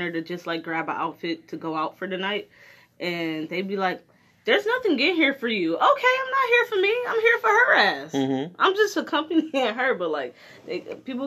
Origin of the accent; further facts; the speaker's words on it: Detroit, Michigan, United States; When we were kids, we moved from Brightmoor, which is kind of a shitty neighborhood in Detroit